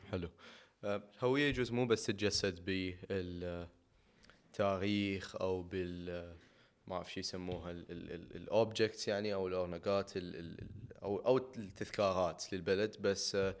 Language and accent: Arabic; Iraq; بيننا كعراقيين